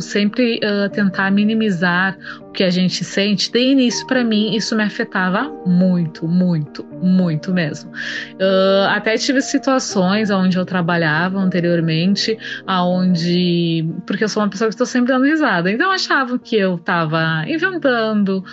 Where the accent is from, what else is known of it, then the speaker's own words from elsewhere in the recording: Rio Grande do Sul, Brazil; also born or lived in Santa Maria, Brazil; sou gaúcha, moro em Santa Maria, Rio Grande do Sul.